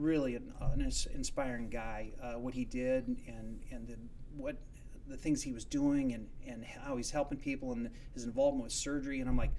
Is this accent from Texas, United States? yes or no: no; Manson, Iowa, United States; also born or lived in Indiana; I grew up in Manson, Iowa. I was a farm kid by trade.